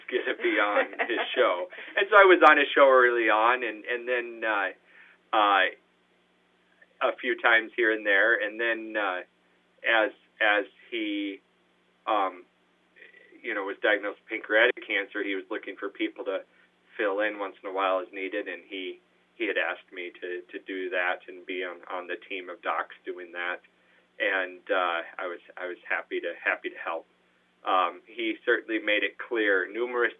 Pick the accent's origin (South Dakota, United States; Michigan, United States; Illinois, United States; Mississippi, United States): South Dakota, United States; Madison; now in Brookings, United States; Even though I was from Madison